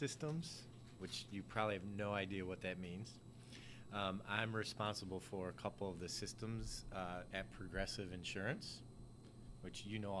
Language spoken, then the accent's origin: English; Cleveland, Ohio, United States; I grew up in Cleveland, right by Lake Erie, in a little town called Collinwood.